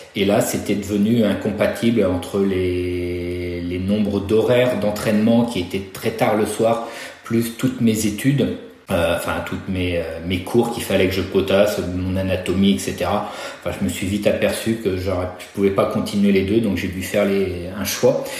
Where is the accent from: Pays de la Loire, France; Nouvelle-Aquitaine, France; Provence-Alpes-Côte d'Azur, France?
Pays de la Loire, France; Nantes; moved away as an adult; je suis revenu dans ma région natale, donc à Nantes